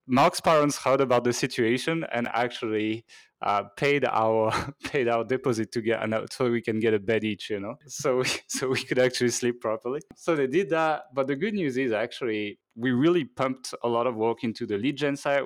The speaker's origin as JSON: {"language": "English", "region": "Normandy", "country": "France", "tie": "born or raised there", "also_born_or_lived": "Hong Kong", "moved": "as an adult", "lives_now": "Budapest, Hungary", "said": "I'm actually French. Uh, so I was born in Normandy, in France."}